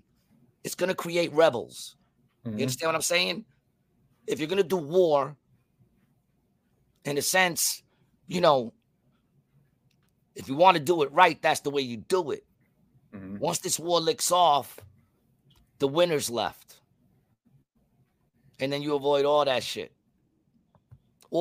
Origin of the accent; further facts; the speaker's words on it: New York, United States; I'm from New York